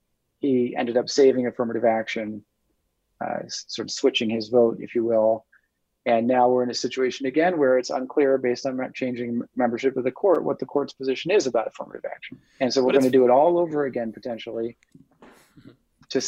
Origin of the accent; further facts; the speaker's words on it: Chicago, Illinois, United States; the kid who came from my hometown of Chicago here